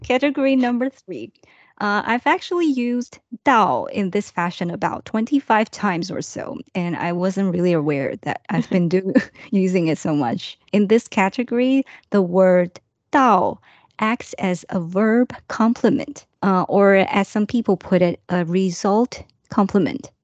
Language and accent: English; Japan; English is a second language; … from Japan